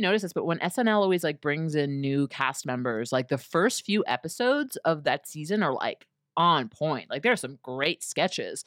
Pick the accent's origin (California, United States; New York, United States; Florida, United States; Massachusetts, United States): New York, United States; New York City; I'm from Flushing, Queens